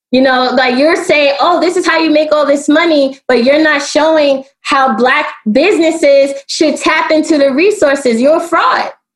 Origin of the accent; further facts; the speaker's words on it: New York City, New York, United States; also born or lived in Washington, D.C.; now in Baltimore, United States; I am from Brooklyn and I do live in Baltimore